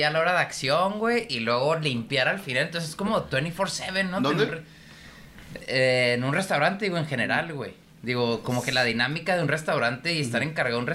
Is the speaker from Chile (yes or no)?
no; Mexico; Así como un rollo bien social y más como mexicanos y latinos, güey